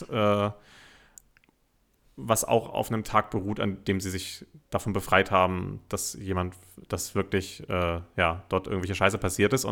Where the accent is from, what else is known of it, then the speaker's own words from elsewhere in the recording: Germany; Es ist sehr unangenehm, gerade als Deutscher es ist die absolute Hölle.